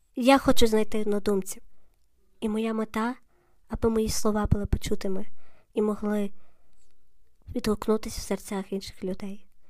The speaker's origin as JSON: {"language": "Ukrainian", "town": "Lviv", "region": "Lviv Oblast", "country": "Ukraine", "said": "я львів'янка"}